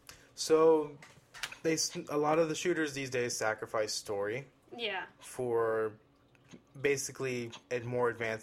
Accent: Queens, New York, United States; I'm from Queens.

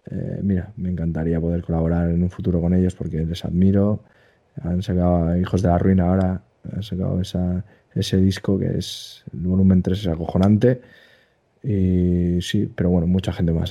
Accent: Basque Country, Spain; soy vasco

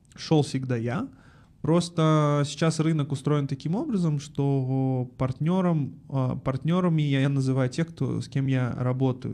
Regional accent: Almaty, Kazakhstan; Я родом из Алматы, э, в четвертом поколении алматинец.

